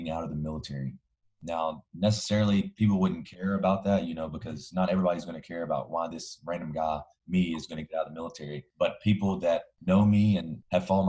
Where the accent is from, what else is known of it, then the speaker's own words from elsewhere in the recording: Alabama, United States; moved away as an adult; I'm originally from Alabama, if you can't already tell from the accent.